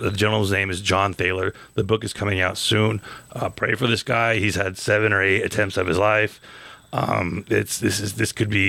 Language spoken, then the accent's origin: English; Gallup, New Mexico, United States; my hometown of Gallup